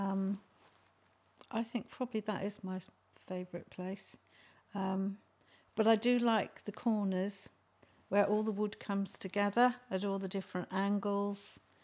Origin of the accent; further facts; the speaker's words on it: Malvern, West Midlands, United Kingdom; also born or lived in Upton upon Severn; I was born in Malvern.